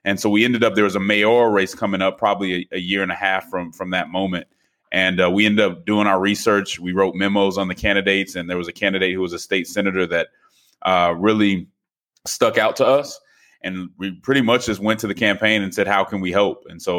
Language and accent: English; Denver, Colorado, United States; Sure. So I grew up in Denver, Colorado. My mother's a PK, so I grew up in the church